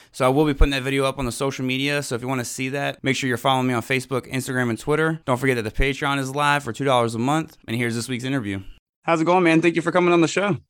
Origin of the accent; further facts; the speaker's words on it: Elizabeth City, North Carolina, United States; I'm from uh, North Carolina